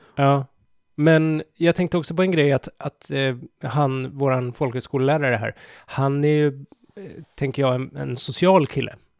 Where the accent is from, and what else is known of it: Sweden